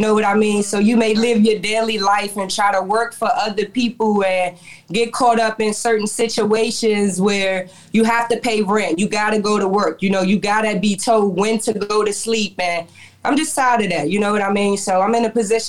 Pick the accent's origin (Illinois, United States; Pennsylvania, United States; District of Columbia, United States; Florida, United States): District of Columbia, United States; Washington; I'm originally from Washington, D.C., uptown. I graduated from Coolidge.